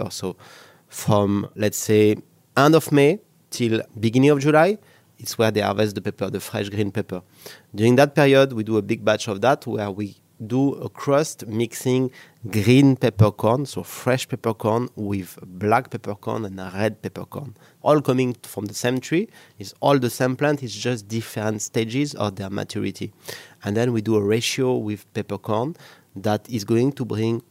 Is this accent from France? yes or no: yes; Cantal, Auvergne-Rhône-Alpes, France; English is a second language; moved away as an adult; now in Singapore; my hometown of Cantal in Auvergne